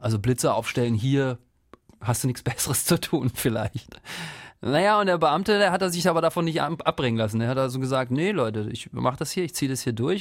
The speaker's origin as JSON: {"language": "German", "region": "Northern Germany", "country": "Germany", "said": "ich komme ja aus dem Norden"}